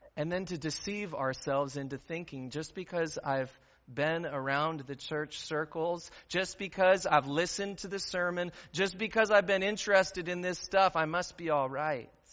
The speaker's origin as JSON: {"language": "English", "region": "Midwest", "country": "United States", "also_born_or_lived": "Aurora", "said": "as Midwesterners"}